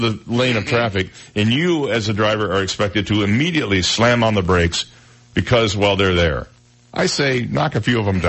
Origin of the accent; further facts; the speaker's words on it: Michigan, United States; One of them was my home state of Michigan.